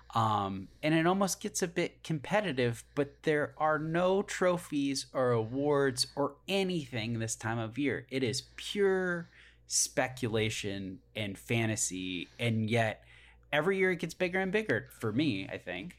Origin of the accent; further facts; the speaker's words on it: United States; I'm an American